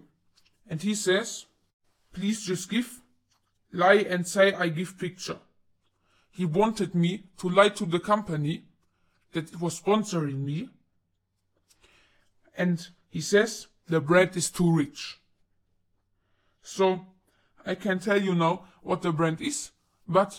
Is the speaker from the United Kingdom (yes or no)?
yes; United Kingdom; I am not American. I am from the UK. I live in the UK right now